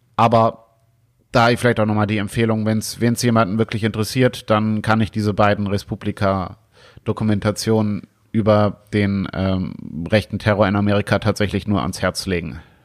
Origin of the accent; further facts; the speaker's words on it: Germany; bei uns in Deutschland